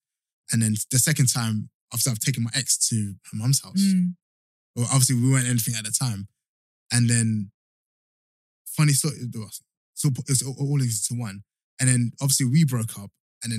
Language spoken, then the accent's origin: English; Midlands, United Kingdom; also born or lived in London; Well, I was born in London, then moved to the Midlands, then I moved back